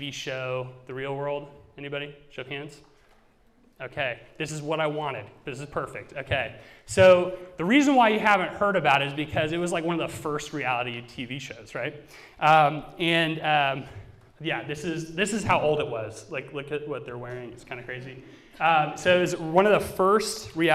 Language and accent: English; Georgia, United States; also born or lived in Raleigh, North Carolina / St. Louis, Missouri; now in Cincinnati, United States; I am from Georgia, but I've lived in several places. So I've lived in Raleigh, North Carolina, and also before Cincinnati in St. Louis, Missouri.